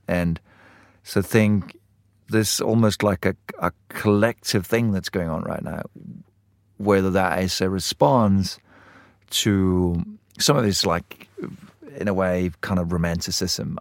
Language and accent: English; Denmark; I grew up in Denmark